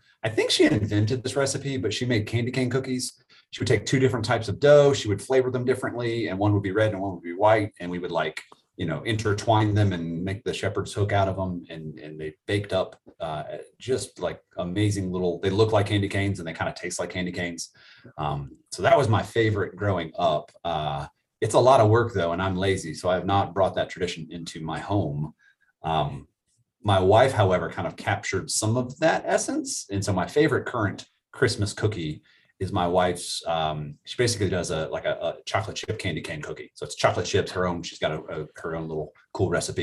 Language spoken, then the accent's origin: English; Florida, United States; I'm from Florida